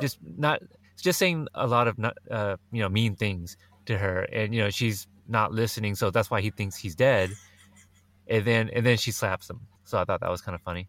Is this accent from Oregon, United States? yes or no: yes; Oregon, United States; I'm from Oregon